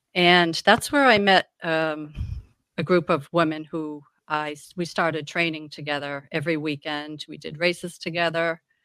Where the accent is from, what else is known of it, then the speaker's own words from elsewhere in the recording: Massachusetts, United States; moved away as an adult; now in York, Maine, United States; I'm from Massachusetts, where I lived there probably